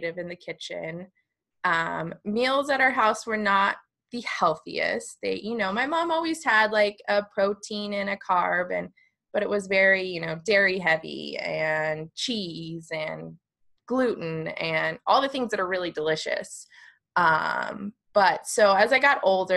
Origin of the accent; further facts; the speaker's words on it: Park City, Utah, United States; also born or lived in Arizona; So I grew up in Park City, Utah. We moved there from Arizona when I was about 10. So I've spent the majority of my life in Park City